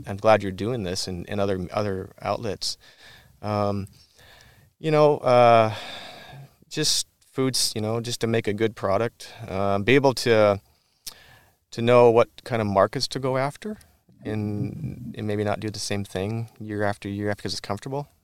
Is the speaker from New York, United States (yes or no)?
no; Whatcom County, Washington, United States; the kid from Whatcom County that didn't grow up on a farm